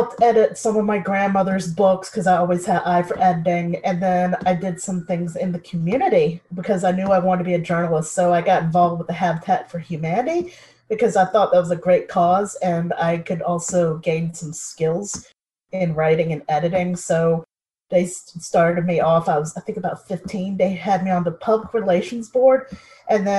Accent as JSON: {"language": "English", "town": "Hampton", "region": "Virginia", "country": "United States", "tie": "born or raised there", "also_born_or_lived": "Los Angeles", "said": "I grew up in Hampton, Virginia. That's in the United States"}